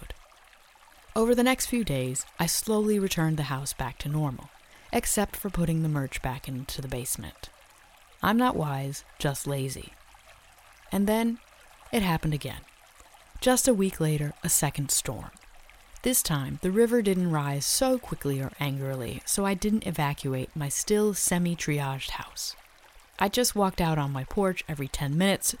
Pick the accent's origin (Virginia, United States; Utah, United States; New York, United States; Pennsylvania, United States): Virginia, United States; I grew up going to a science education camp in the Blue Ridge Mountains of my home state of Virginia